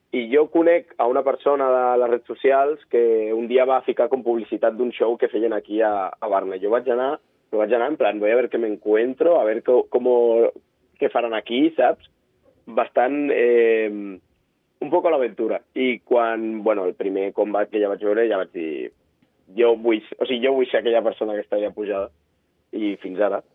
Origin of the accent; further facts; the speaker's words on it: Andorra; soc d'Andorra